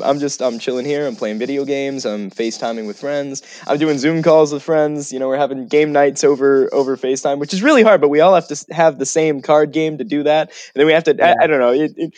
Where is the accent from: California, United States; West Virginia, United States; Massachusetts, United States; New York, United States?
West Virginia, United States; Falling Waters; I grew up in West Virginia. I grew up in a place called Falling Waters, West Virginia. Even when I say it, a bit of my accent comes back.